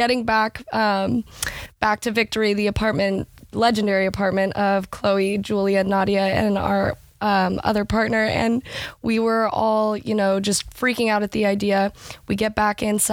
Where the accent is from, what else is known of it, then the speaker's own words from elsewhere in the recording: Seal Beach, California, United States; I'm from Seal Beach, California.